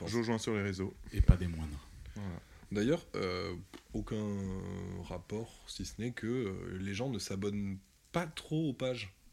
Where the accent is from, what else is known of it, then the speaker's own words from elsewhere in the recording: Albi, Occitania, France; moi, je suis né sur Albi et j'ai fait tout mon collège dans le collège Balzac.